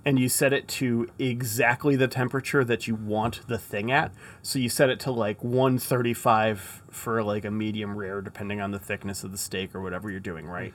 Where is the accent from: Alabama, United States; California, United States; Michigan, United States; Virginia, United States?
Michigan, United States; I'm from Michigan